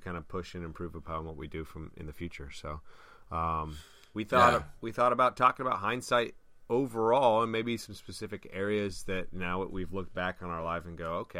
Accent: San Luis Obispo, California, United States; I'm 15 years old, and I'm driving from San Luis Obispo to Long Beach

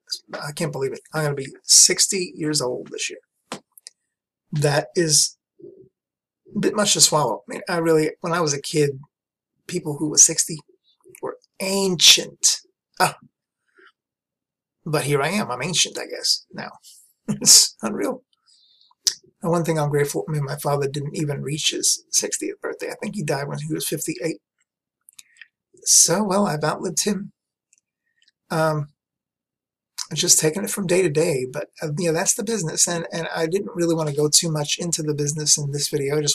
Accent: New York City, New York, United States; moved away as an adult; also born or lived in Brooklyn, New York / Long Island, New York; lived in Queens from day one, from when my parents took me home. I lived in Queens, New York

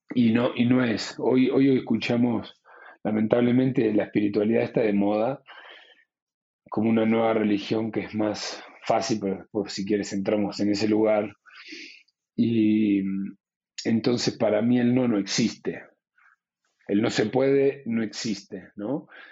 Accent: Luján, Buenos Aires Province, Argentina; moved away as an adult; also born or lived in Spain; nos mudamos a la ciudad de Luján para poder seguir yendo a, a esa escuela

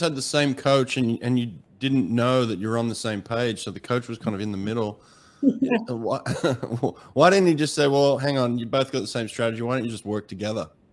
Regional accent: Australia; I grew up in Australia

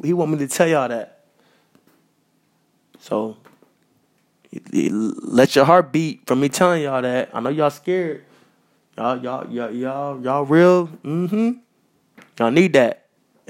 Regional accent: Minnesota, United States; I'm from Minnesota

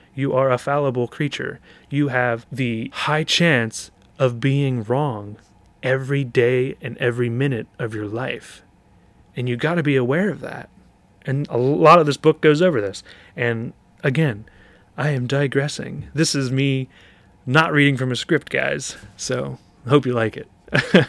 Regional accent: Shamokin, Pennsylvania, United States; also born or lived in Philadelphia, Pennsylvania; when I was four years old

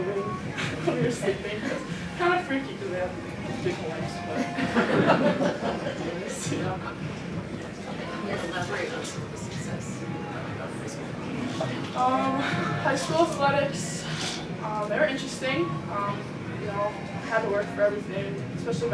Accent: Freedom, Wisconsin, United States; moved away; I'm from Freedom, Wisconsin. It's a small town by Green Bay.

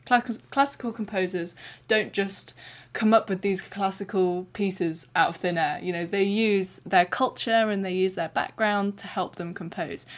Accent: Ukraine; moved away; we are both fellow Ukrainian friends from our hometown

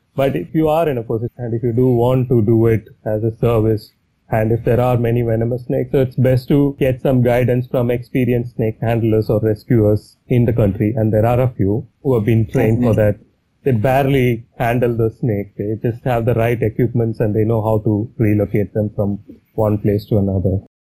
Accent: Chennai, Tamil Nadu, India; moved away as an adult; I'm from Chennai. I grew up in Chennai

